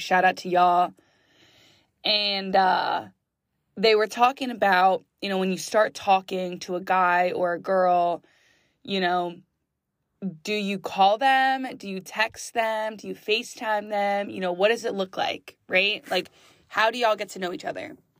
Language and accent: English; West Reading, Pennsylvania, United States; now in Philadelphia, United States; West Redding, Pennsylvania. That is my hometown